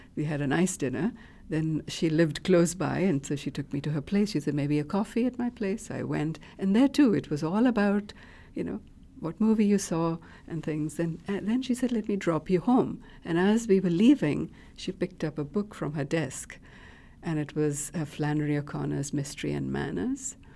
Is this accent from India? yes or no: yes; India; moved away; I grew up in India in a middle class household